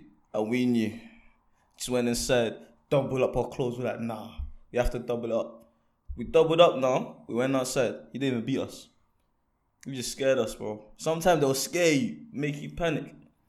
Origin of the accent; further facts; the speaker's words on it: Côte d’Ivoire; Ivory Coast.